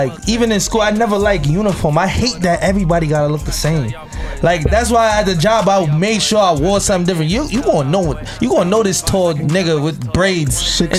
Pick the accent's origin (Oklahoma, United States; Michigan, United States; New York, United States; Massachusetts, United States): New York, United States; New York City; I grew up in Brooklyn.